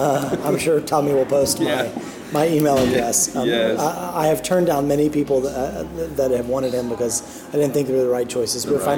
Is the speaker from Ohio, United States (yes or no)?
no; Dallas, Texas, United States; moved away as an adult; now in Knoxville, United States; I'm from Dallas.